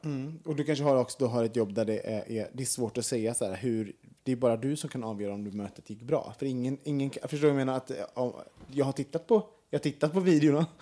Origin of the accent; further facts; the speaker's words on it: Sweden; som vi svenskar